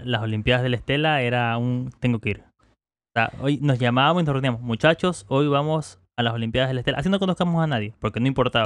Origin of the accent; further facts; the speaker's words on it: Manta, Manabí, Ecuador; las personas que somos acá de Manta